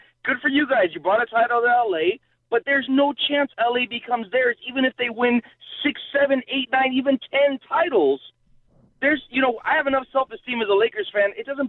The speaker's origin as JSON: {"language": "English", "town": "Los Angeles", "region": "California", "country": "United States", "tie": "born or raised there", "said": "I'm a native from Los Angeles, so I got a little pride in the city."}